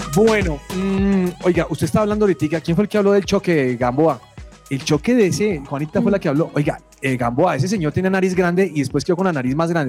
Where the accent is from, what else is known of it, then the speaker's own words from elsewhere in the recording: Colombia; como colombianos